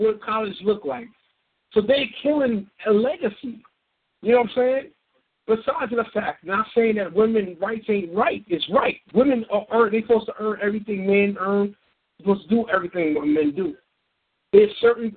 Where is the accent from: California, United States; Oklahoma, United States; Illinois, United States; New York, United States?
New York, United States; New York City; I'm from New York, born and raised in the Bronx.